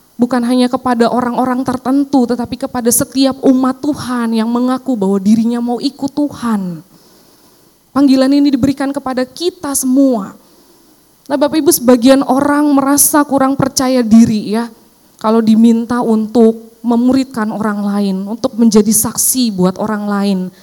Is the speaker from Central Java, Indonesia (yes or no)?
yes; Cilacap, Central Java, Indonesia; now in Jakarta, Indonesia; saya pulang ke kampung saya ya di Cilacap